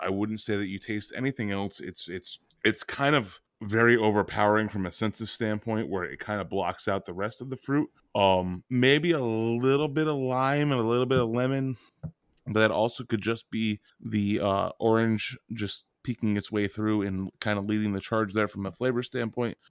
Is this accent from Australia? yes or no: no; New England, United States; I come from New England